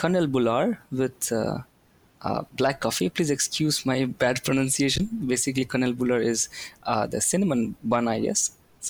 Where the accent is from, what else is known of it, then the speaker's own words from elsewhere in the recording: India; moved away as an adult; now in Sweden; I come from India and I'm studying a master's course in statistics and machine learning. I moved to Sweden just 2 months back